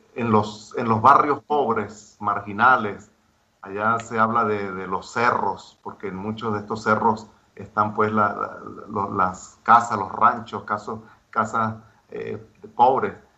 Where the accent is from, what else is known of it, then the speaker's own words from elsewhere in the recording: Mérida, Venezuela; moved away as an adult; now in Cullera, Spain; soy de Mérida, Venezuela